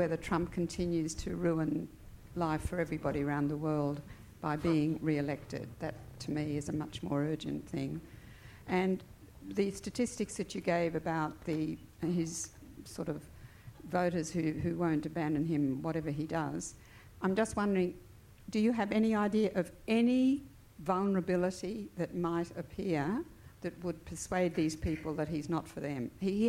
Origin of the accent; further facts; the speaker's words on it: Australia; From my perspective as an Australian